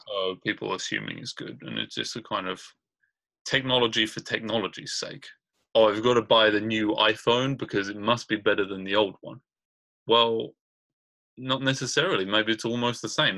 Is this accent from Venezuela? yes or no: no; Brighton, South East England, United Kingdom; now in Richmond, United States; I'm from Brighton, England, and I live in Richmond, California